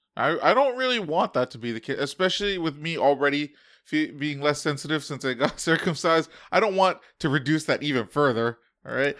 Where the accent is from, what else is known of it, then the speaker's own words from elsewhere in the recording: United States; As an American